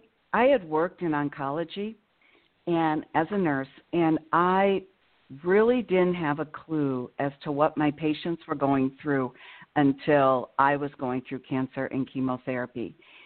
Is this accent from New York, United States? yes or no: no; Illinois, United States; born there; now in Madison, United States; I live in Madison, Wisconsin, and that's where I'm calling from. I was born in Illinois.